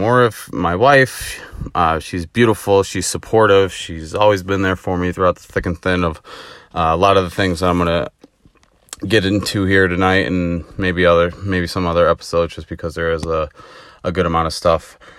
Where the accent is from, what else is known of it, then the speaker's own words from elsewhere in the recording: Illinois, United States; I'm born and raised in Illinois. Haven't gone anywhere else